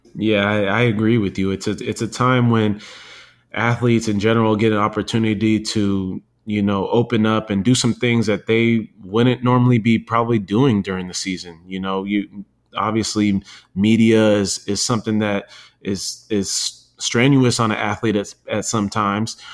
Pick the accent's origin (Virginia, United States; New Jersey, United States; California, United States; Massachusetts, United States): California, United States; San Diego; I grew up in San Diego